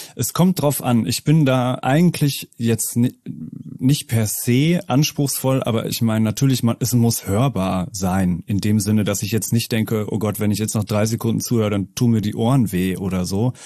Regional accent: Münster, North Rhine-Westphalia, Germany; also born or lived in Netherlands; ich bin äh, gebürtiger Münsteraner

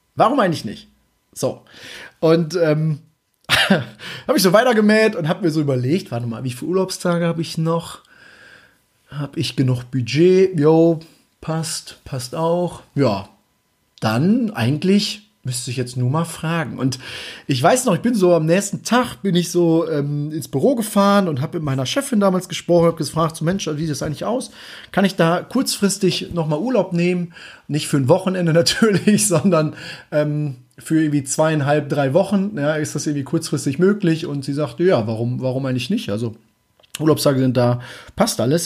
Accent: Germany; als Deutscher

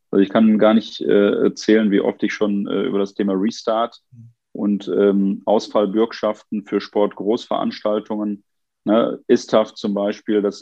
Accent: Duisburg, North Rhine-Westphalia, Germany; ich habe in meiner Heimatstadt Duisburg gerade gesehen, dass die äh, Inzidenzwerte von 98 äh, innerhalb von 10, 11 Tagen auf 150 gestiegen sind.

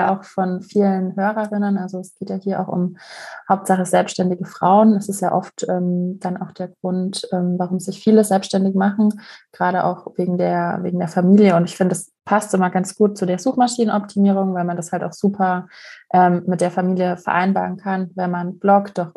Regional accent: Vienna, Austria; ich stamme aus Wien

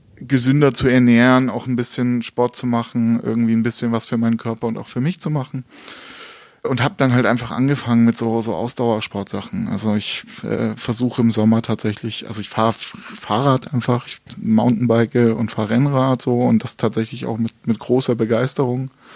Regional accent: Gauting, Bavaria, Germany; also born or lived in Dresden, Germany; now in Munich, Germany; ich bin mit neun Jahren nach, nach München gezogen mit meinen Eltern.

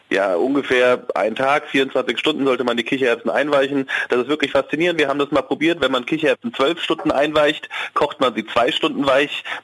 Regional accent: Hesse, Germany; Ja, du, ich bin, ich bin Hesse, da ist die Wurst auch immer wichtig, aber es geht auch mal ohne Wurst.

